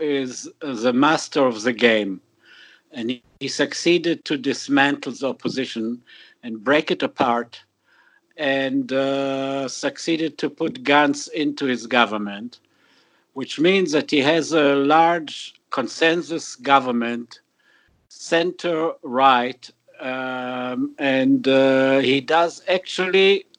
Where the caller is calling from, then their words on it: Tweed Heads, New South Wales, Australia; I'm calling here from Tweed Heads in Australia.